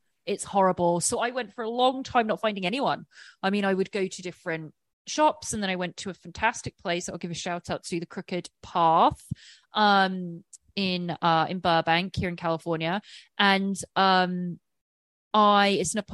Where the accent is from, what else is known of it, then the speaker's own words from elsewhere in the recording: England, United Kingdom; I'm English